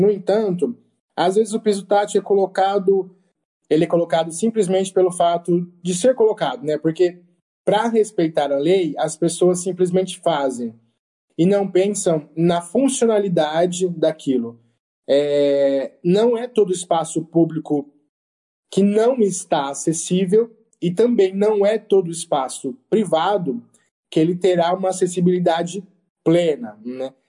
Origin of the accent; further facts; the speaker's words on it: Presidente Prudente, São Paulo, Brazil; eu sou de Presidente Prudente